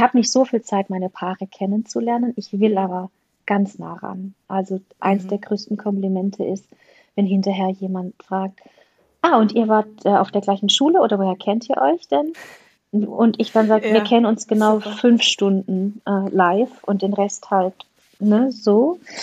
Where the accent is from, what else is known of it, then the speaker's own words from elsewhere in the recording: Black Forest, Baden-Württemberg, Germany; ich komme aus dem Schwarzwald